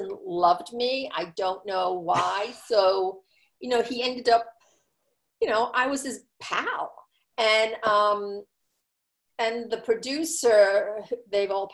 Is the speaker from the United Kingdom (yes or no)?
yes; England, United Kingdom; moved away as an adult; now in United States; growing up in England, I was in high school when Dallas started